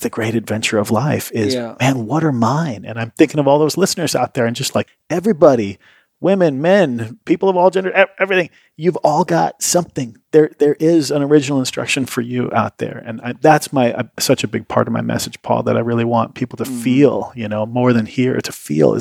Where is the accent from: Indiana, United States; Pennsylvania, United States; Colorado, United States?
Indiana, United States; South Bend; I grew up in a little town called South Bend, Indiana, home of Notre Dame football